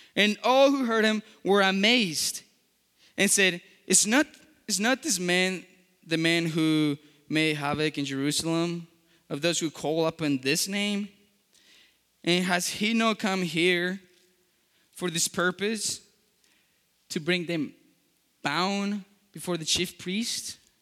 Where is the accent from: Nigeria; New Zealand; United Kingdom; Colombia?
Colombia; English is a second language; moved away; I was born in Colombia